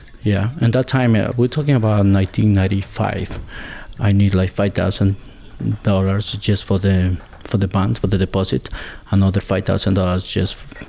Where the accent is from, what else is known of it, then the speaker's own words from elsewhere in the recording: Azogues, Cañar, Ecuador; English is a second language; moved away as an adult; now in Pittsfield, United States; I am from Azogues, Ecuador. Right now, I live in Berkshire County. I live in PC, Massachusetts